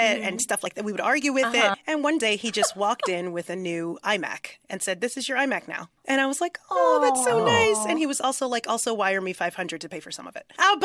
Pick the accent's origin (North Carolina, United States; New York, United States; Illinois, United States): New York, United States; I'm from New York